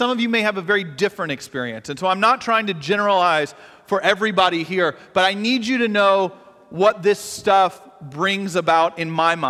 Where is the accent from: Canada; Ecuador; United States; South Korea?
United States; Atlanta, Georgia; I kind of grew up in the Bible Belt. I grew up in Atlanta, in Georgia.